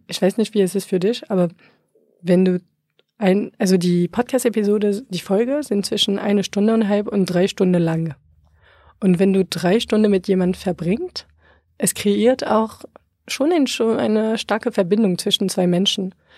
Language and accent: German; France; German is a second language; moved away as an adult; now in Berlin, Germany; gebürtige Franzose